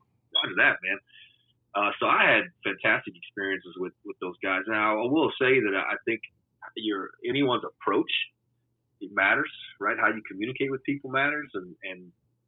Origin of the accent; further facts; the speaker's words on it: Louisiana, United States; moved away as an adult; also born or lived in Houston; I have all my family there